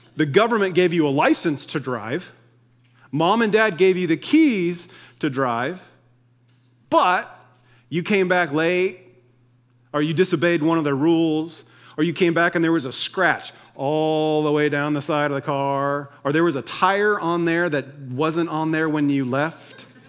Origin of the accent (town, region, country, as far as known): United States